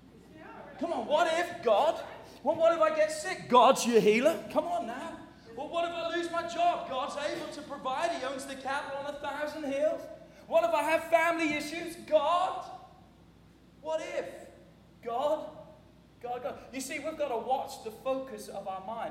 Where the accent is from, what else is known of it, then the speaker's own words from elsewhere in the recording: England, United Kingdom; moved away; When I grew up in England